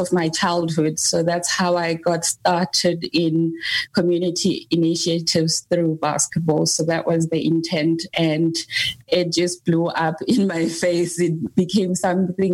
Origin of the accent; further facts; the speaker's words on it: South Africa; also born or lived in KwaZulu-Natal / Johannesburg, Gauteng; I grew up in South Africa between KZN and Johannesburg